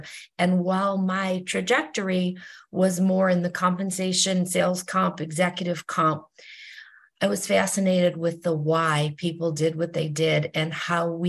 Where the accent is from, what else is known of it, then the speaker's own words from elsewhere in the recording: Detroit, Michigan, United States; moved away as an adult; also born or lived in New Jersey; I am from Detroit, Michigan, and I spent the first 10 years of my career at Chrysler in Detroit